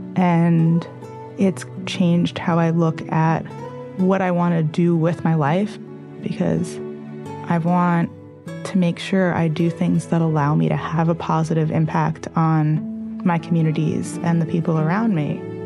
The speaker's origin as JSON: {"language": "English", "town": "New York City", "region": "New York", "country": "United States", "also_born_or_lived": "California", "said": "I am from New York City."}